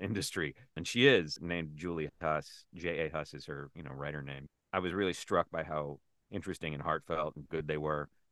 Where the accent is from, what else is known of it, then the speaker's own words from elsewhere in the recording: South Carolina, United States; moved away; also born or lived in Chicago / New York / Los Angeles; I grew up in South Carolina